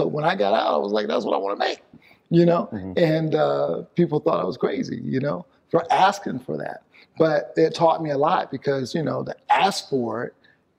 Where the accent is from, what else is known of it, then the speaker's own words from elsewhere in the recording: the South, United States; I grew up in the South. And there was a lot of racism during the time that I grew up.